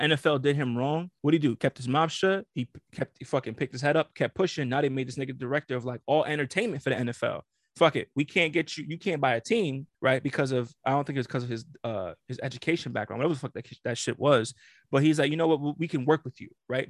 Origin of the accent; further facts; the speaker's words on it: New York, United States; I'm from New York.